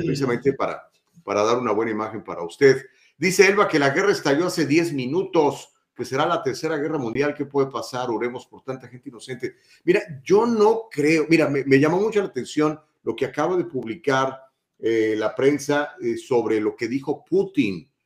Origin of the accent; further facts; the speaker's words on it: Mexico; also born or lived in Guadalajara; now in United States; soy mexicano